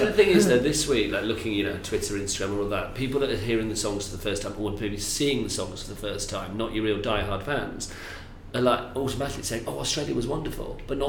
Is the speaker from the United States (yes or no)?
no; United Kingdom; where are you from? I was like, UK.